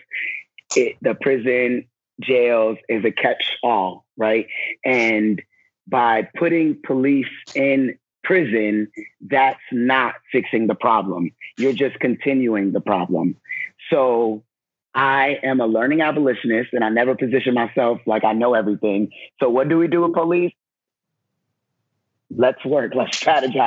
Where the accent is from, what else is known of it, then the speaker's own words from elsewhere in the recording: New York, United States; I'm originally from New York